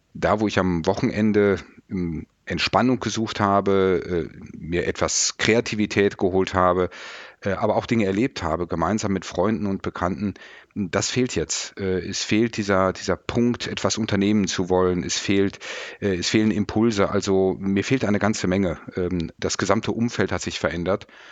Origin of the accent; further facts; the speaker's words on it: Mettmann, North Rhine-Westphalia, Germany; meiner Heimatstadt Mettmann